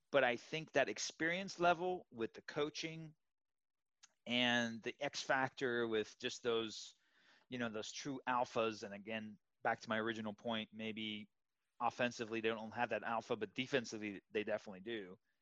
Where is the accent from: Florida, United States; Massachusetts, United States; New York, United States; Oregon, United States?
Florida, United States; Miami; moved away; I'm originally from Miami, lived there for 20 years.